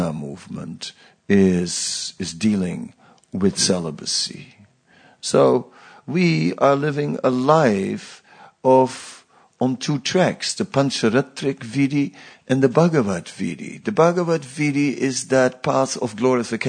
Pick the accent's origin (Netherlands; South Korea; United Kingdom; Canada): Netherlands; I grew up on the beach, you know, I'm from the Netherlands beach